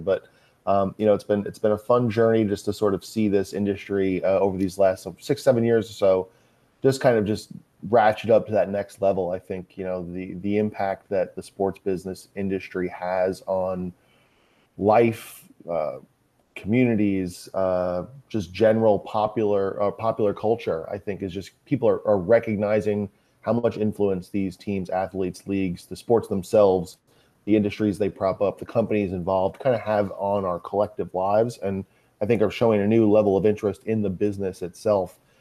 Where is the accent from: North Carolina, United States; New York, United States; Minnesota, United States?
New York, United States; Long Island; also born or lived in Manhattan, New York; I grew up on Long Island, uh, probably about forty-five, fifty miles east of, uh, Manhattan